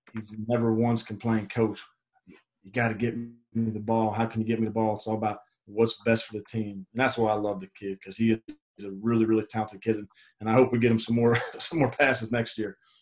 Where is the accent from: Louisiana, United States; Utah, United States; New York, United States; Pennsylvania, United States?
Pennsylvania, United States; Pittsburgh; moved away; I'm from Pittsburgh, Pennsylvania originally